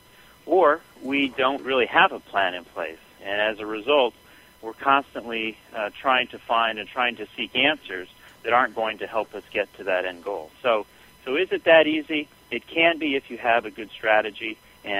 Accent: Southern California, United States; as a young boy, I grew up in Southern California

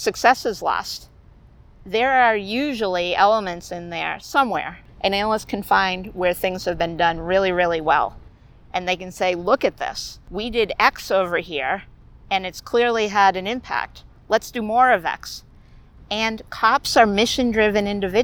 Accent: Massachusetts, United States; I'm from Massachusetts

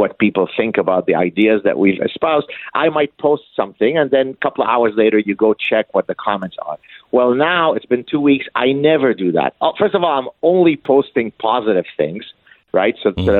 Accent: Canada; I'll give you an example of that again as a Canadian who, technically speaking, has, you know, no dog in the fight and so on.

